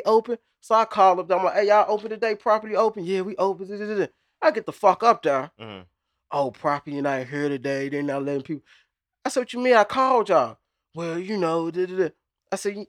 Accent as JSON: {"language": "English", "region": "Texas", "country": "United States", "said": "I'm from Texas."}